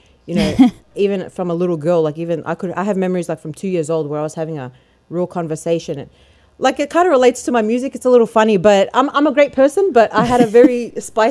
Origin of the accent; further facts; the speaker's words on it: Melbourne, Victoria, Australia; now in United States; I'm from Melbourne, Australia. That's where I grew up most of my life until I came here.